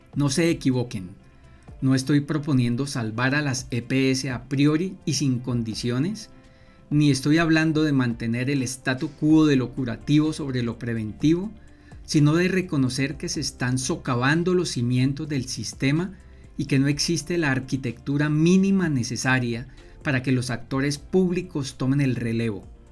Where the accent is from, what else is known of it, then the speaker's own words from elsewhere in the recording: Colombia; somos todos colombianos